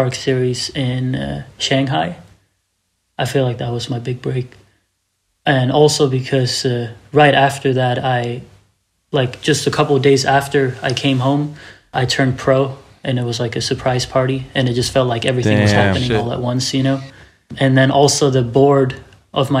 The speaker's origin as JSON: {"language": "English", "town": "Malmö", "region": "Skåne", "country": "Sweden", "tie": "born or raised there", "said": "I grew up in Malmo, Sweden"}